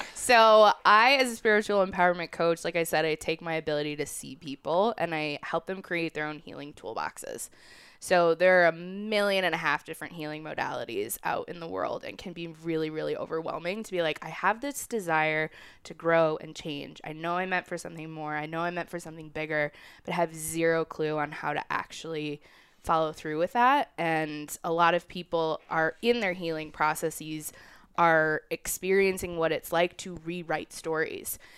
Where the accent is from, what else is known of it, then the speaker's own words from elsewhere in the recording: Chicago, Illinois, United States; moved away as an adult; also born or lived in Brooklyn; now in Colorado, United States; I grew up in Chicago.